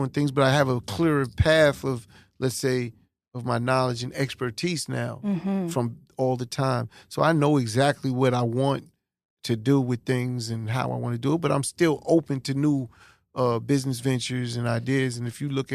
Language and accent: English; New York City, New York, United States; also born or lived in Brooklyn, New York; I always claim Hollis because that's where I was raised. But born in Brooklyn